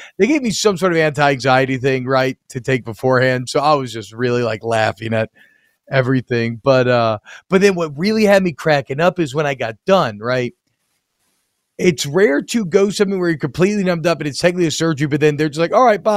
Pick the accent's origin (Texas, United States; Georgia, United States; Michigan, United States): Georgia, United States; Atlanta; I grew up mainly in Atlanta